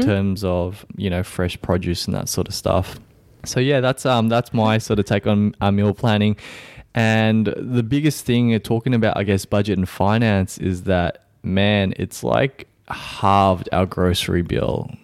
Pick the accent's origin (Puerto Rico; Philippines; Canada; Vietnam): Vietnam; moved away; my home country of Vietnam